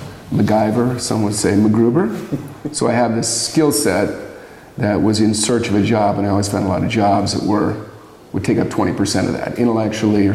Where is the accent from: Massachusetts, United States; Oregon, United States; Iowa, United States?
Oregon, United States; Bend; I'm from Oregon. I grew up in Bend